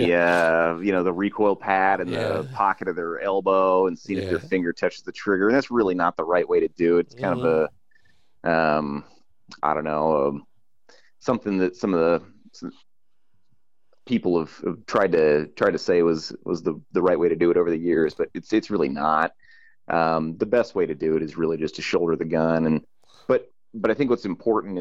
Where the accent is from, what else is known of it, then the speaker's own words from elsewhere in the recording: California, United States; I grew up in California